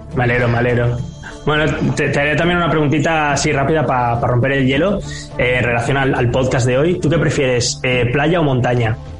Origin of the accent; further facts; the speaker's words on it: Barcelona, Catalonia, Spain; aquí en Barcelona, de donde soy yo